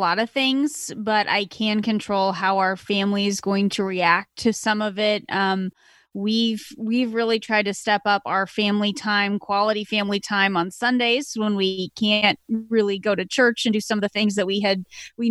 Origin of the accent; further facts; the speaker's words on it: Kansas, United States; moved away; my hometown where I grew up in Kansas